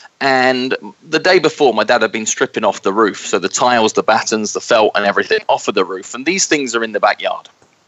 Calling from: just outside New York City, United States; moved away; Today I'm calling from my home just outside New York City

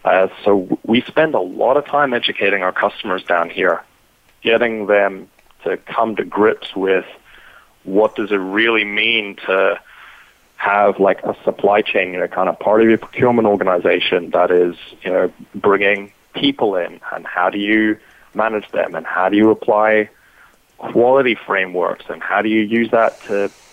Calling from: Brisbane, Queensland, Australia; So I'm calling in from Brisbane, Australia today

